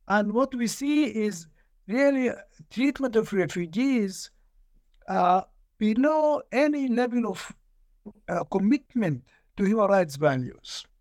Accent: Sudan; I'm from Sudan. I was born in nineteen forty-six

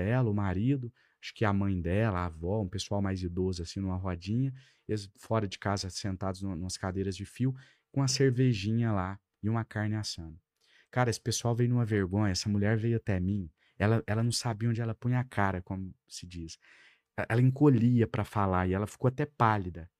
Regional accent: Ituiutaba, Minas Gerais, Brazil; moved away as an adult; now in Brasília, Brazil; Lá na minha cidade natal, em Tuiutaba

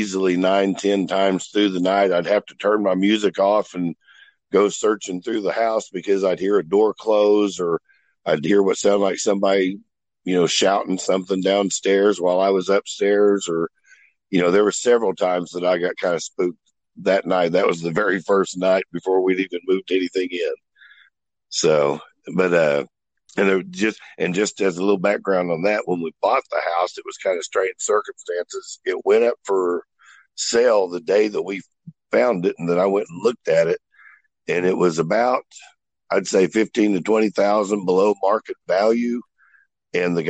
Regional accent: Oklahoma City, Oklahoma, United States; also born or lived in Moore, Oklahoma; I grew up in Oklahoma City, went to Moore schools my whole life.

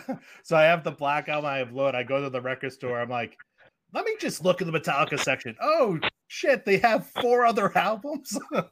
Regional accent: New England, United States; I grew up in New England

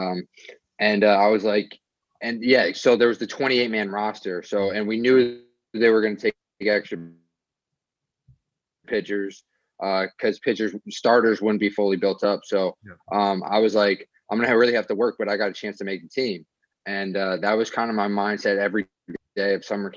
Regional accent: Cleveland, Ohio, United States; moved away as an adult; also born or lived in New Jersey; now in Long Island, United States; I grew up in Ohio, just in a suburb of Cleveland.

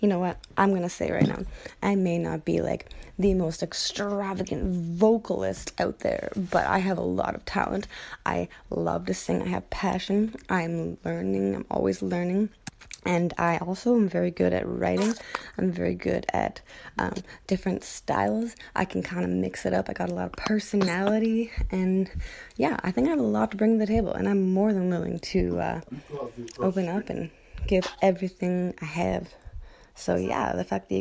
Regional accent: Canada; I am Canadian. I'm from Canada, up north.

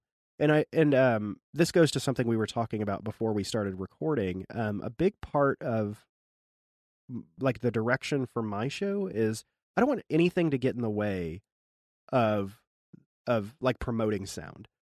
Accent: the Ozarks, United States; born there; I was born in the Ozarks. Oh, I have a lot of family in the Ozarks.

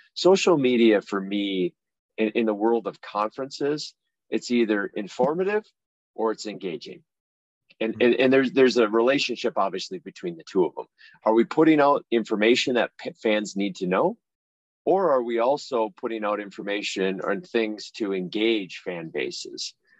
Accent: Litchfield, Minnesota, United States; I grew up in a small town called Litchfield, Minnesota, uh, about 60 miles west of Minneapolis, St. Paul area, rural farming community

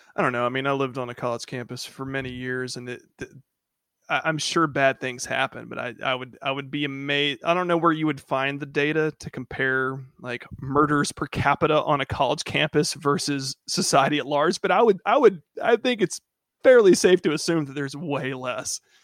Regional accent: Macon, Georgia, United States; moved away; also born or lived in Hawaii; growing up in Macon, Georgia.

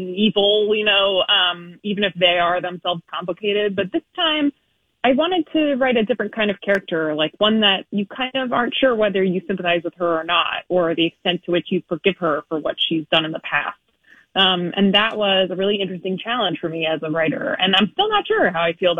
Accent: Chicago, Illinois, United States; I'm from Chicago

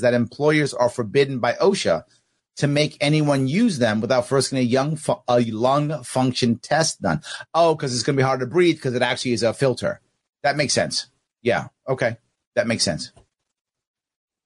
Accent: New York City, New York, United States; I'm from New York City

